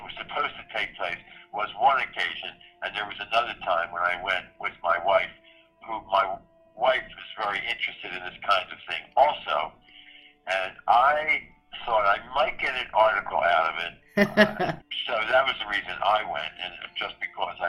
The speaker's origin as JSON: {"language": "English", "town": "Philadelphia", "region": "Pennsylvania", "country": "United States", "tie": "born or raised there", "said": "I was born and raised in Philadelphia, and I have lived here my whole life in the city"}